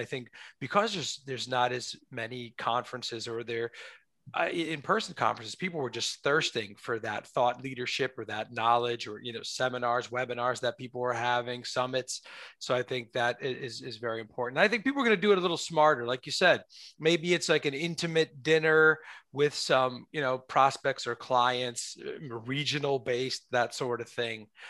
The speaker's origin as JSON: {"language": "English", "region": "New York", "country": "United States", "said": "me as a New Yorker, everything is walking"}